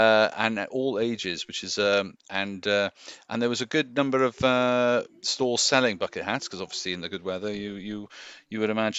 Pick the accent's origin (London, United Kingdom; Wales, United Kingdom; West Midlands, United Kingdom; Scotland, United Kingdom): Wales, United Kingdom; West; now in Cardiff, United Kingdom; I live there. But I'm from West Wales.